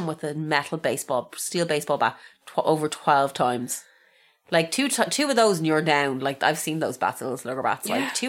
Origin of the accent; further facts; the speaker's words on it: Ireland; because I'm Irish.